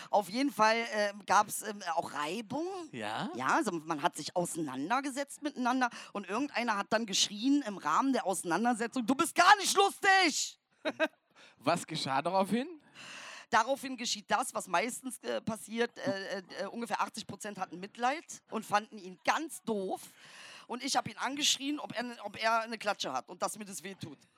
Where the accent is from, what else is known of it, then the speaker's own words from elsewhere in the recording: Saxony-Anhalt, Germany; komme ja aus dem Osten, aus Sachsen-Anhalt.